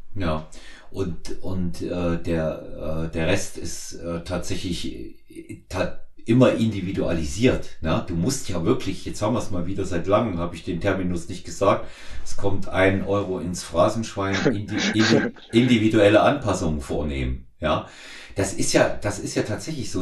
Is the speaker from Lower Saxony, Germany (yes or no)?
no; Erfurt, Thuringia, Germany; now in Munich, Germany; ich in Erfurt äh, bin, quasi in meiner alten Heimat